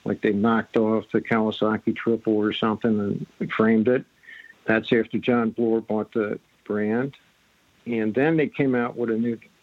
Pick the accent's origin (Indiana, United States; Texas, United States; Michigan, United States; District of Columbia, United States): District of Columbia, United States; Washington; moved away as an adult; we grew up in Washington D.C. because he was at the Navy Yard there.